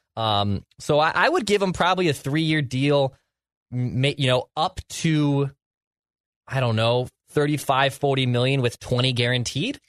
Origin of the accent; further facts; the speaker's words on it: Ireland; as an Irish lad